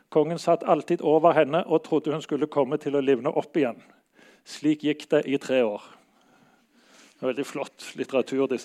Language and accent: Norwegian; Bergen, Vestland, Norway; now in Oslo, Norway; Jeg flytta fra Bergen til Oslo her for ja, nokså lenge siden.